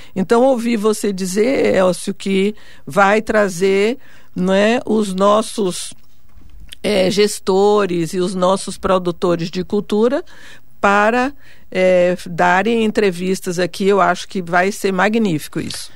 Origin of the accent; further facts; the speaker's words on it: Vitória da Conquista, Bahia, Brazil; moved away as an adult; now in São Paulo, Brazil; na minha cidade natal, Vitória da Conquista